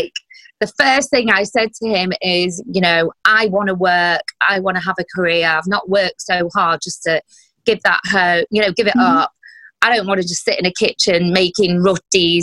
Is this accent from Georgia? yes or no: no; United Kingdom; I'm a British Asian, I was born here